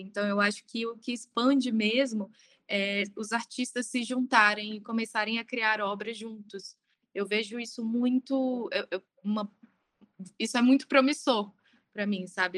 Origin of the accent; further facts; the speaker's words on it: Brasília, Federal District, Brazil; now in São Paulo, Brazil; eu sou de Brasília, é, atualmente eu moro em São Paulo.